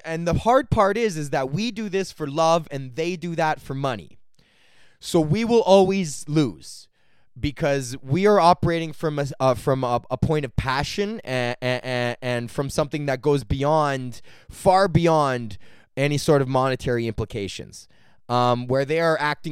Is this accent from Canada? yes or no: yes; Canada; Canada is in such a unique position as a country because no other country in the world is inundated with another country's culture as much as we are